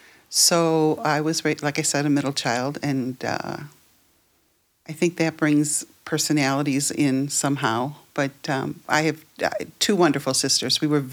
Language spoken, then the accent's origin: English; Prospect Heights, Illinois, United States; I grew up right here in Prospect Heights, okay.